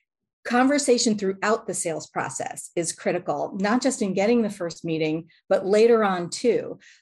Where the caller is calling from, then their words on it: Lauderdale-by-the-Sea, Florida, United States; Today, I'm in Lauderdale by the Sea, Florida.